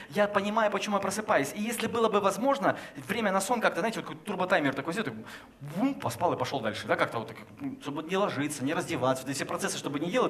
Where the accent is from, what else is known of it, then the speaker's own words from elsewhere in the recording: Chelyabinsk, Chelyabinsk Oblast, Russia; знаешь, мы э, из Челябинска, там у нас, в принципе, минус 10 лет сразу же, да, при рождении.